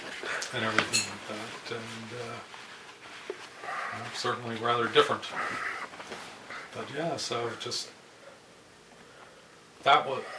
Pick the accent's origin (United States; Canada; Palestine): Canada; I'm a Canadian of a certain age